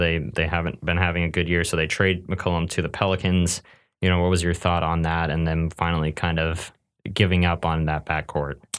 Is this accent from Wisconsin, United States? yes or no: no; Northern California, United States; I grew up in Northern California where the closest team to me was the Sacramento Kings